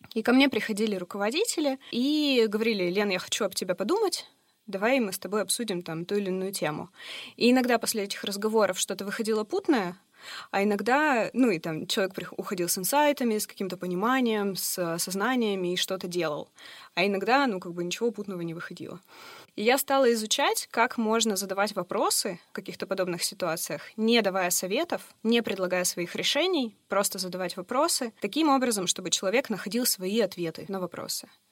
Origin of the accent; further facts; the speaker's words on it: Yekaterinburg, Sverdlovsk Oblast, Russia; Мне 32 года, я родилась в Екатеринбурге